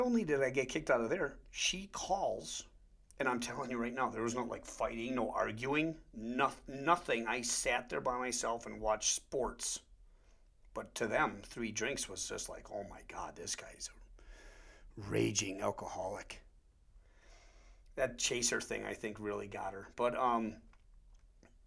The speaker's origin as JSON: {"language": "English", "region": "Wisconsin", "country": "United States", "accent": "Wisconsin", "said": "we have weird accents anyways in Wisconsin"}